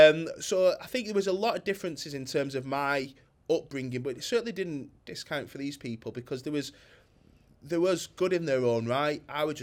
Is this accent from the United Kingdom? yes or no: yes; Bolton, North West England, United Kingdom; from Bolton who hasn't had a business for long